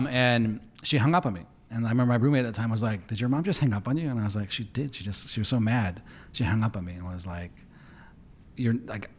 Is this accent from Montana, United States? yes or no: no; Pasadena, California, United States; also born or lived in Montebello; I was born in Montebello, which is like in East Los Angeles. And then my family moved to Pasadena area for the schools.